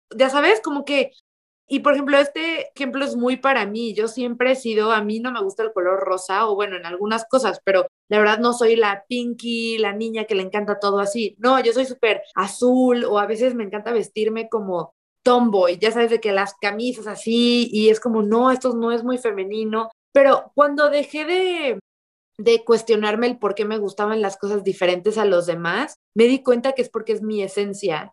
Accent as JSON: {"language": "Spanish", "country": "Mexico", "said": "yo vengo de un lugar chiquito, soy de México"}